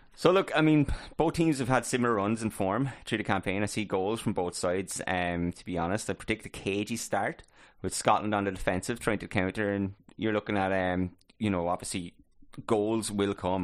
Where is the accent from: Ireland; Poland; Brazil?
Ireland; we're obviously Irish